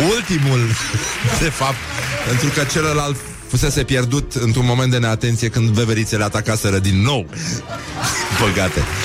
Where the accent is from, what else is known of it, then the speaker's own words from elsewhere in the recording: Brăila, Brăila County, Romania; now in Bucharest, Romania; eu sunt din Brăila, chiar din oraș